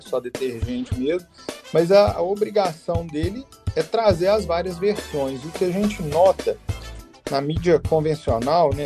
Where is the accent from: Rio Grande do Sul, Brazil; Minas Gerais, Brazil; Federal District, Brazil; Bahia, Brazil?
Minas Gerais, Brazil; Bambuí; eu sou nascido na cidade de Bambuí, em Minas Gerais, uma cidade do centro-oeste mineiro